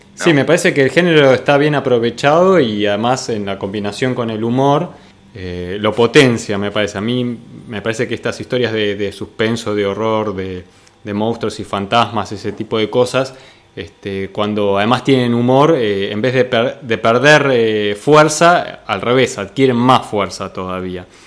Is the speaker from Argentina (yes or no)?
yes; San Miguel, Buenos Aires Province, Argentina; yo me crié ahí cerca, en San Miguel